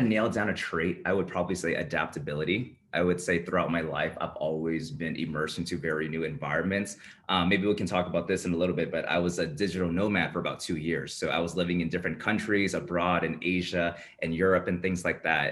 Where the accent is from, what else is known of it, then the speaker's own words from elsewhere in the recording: Bay Area, California, United States; moved away as an adult; now in Las Vegas, United States; I was born and raised in the Bay Area